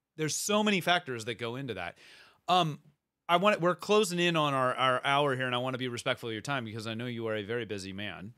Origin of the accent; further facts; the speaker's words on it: Bay Area, near San Jose, California, United States; I grew up in the Bay Area, so like re- very close to San mm-hmm. Jose, Cupertino, Apple Central